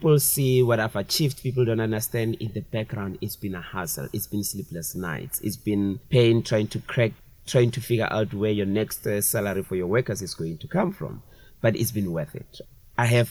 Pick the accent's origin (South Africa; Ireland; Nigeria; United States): South Africa; Brits, North West; I grew up in Brits